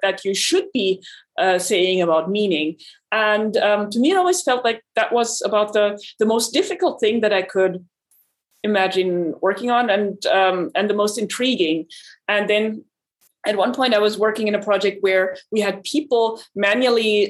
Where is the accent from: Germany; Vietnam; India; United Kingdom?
Germany; now in Austin, United States; I come from Germany originally